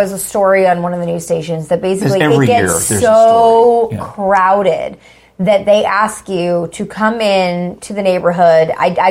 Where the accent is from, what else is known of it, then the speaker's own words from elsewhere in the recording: Houston, Texas, United States; moved away; where I grew up in Houston, there was a neighborhood called Prestonwood, and I'm talking this is like a 1,000-house neighborhood, massive.